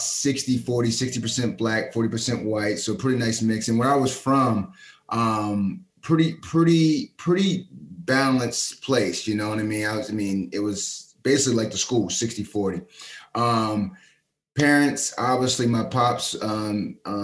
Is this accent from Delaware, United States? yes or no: yes; Delaware, United States; moved away; I'm an East Coast cat from Delaware